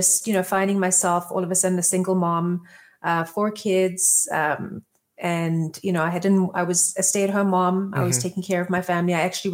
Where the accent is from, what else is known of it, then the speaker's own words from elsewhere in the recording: Johannesburg, Gauteng, South Africa; moved away; also born or lived in Israel; So my background is I'm originally from South Africa, born in Johannesburg. I have moved around a lot as a kid, just back and forth. We moved to Israel originally, and then back to South Africa, and then left South Africa